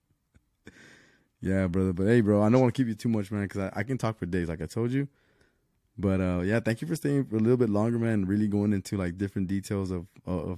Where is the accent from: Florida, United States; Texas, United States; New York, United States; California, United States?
Texas, United States; Laredo; also born or lived in Chicago, Illinois / Houston, Texas; I lived in Chicago until I was six, and then we moved to Laredo